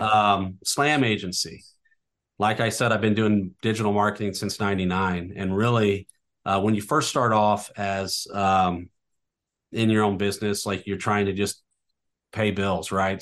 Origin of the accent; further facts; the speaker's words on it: North County, Missouri, United States; I, I, I grew up in North County